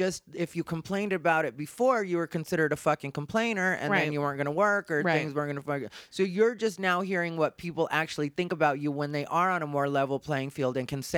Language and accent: English; United States; but like, that's what we used to identify as, but I'm Mexican American.